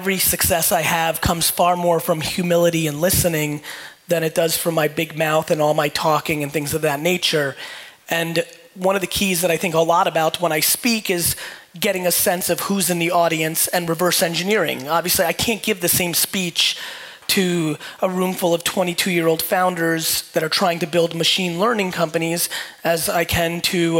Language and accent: English; Edison, New Jersey, United States; also born or lived in Soviet Union; When I was 6 years old and moved to Edison, New Jersey, for a lot of you that don't know me, I was born in the Soviet Union, immigrated to the United States when I was 3